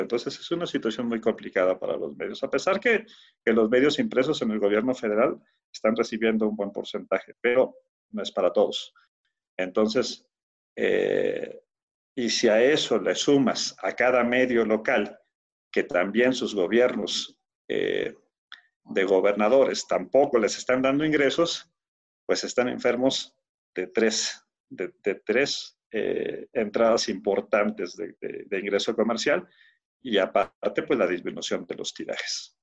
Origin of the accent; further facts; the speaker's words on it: Torreón, Coahuila, Mexico; now in Mexico City, Mexico; nací en Torreón, Coahuila. Entonces eh, crecí en la, en la redacción de un periódico porque mi padre trabajaba eh, en, un periódico de Torreón